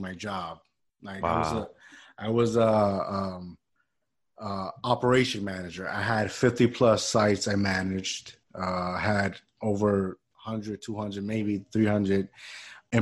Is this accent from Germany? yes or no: no; Puerto Rico; moved away; where I grew up in Puerto Rico, they used to hire us, you know, like teenagers